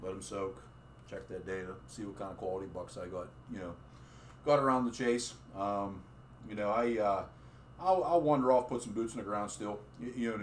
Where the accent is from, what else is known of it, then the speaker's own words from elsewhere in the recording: Southwest Pennsylvania, United States; from Southwest PA